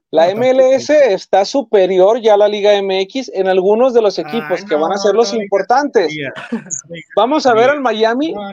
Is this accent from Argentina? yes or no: no; Mexico; soy mexicano